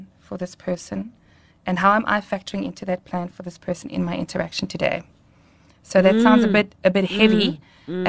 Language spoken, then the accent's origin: English; Welkom, Free State, South Africa; I grew up in Welkom in the Free State